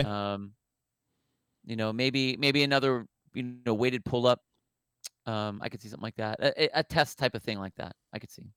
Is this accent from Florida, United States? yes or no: no; California, United States; I'm, I'm from the Tel, um, California